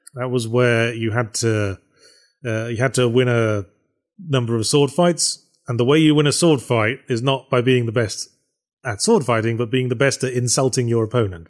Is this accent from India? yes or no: no; United Kingdom; I'm British